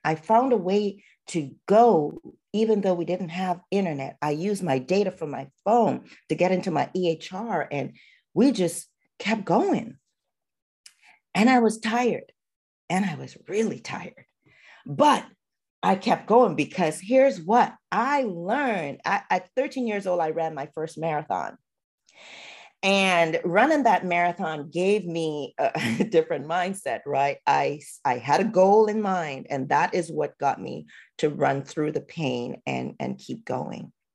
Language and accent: English; Trinidad & Tobago; moved away as an adult; now in United States; I am a girl from Trinidad, so Trinidad and Tobago, and where I grew up in my culture